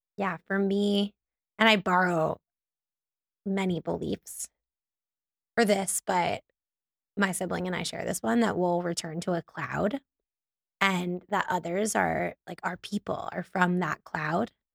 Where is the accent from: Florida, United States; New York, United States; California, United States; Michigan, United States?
Florida, United States; North Miami Beach; also born or lived in Davie, Florida; I grew up in North Miami Beach